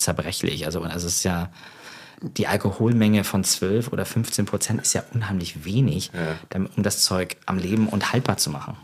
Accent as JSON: {"language": "German", "country": "Germany", "accent": "thick German", "moved": "yes", "lives_now": "London, United Kingdom", "said": "mit meinem dicken deutschen Akzent"}